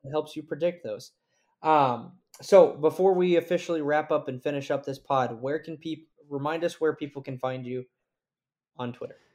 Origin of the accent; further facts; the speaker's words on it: Birmingham, Alabama, United States; I'm originally from Birmingham, Alabama